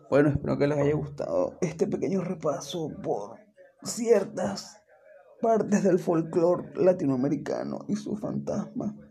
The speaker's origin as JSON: {"language": "Spanish", "country": "Venezuela", "said": "Y es de aquí Venezuela. Todos los que somos venezolanos obviamente conocerán qué es la Sayona."}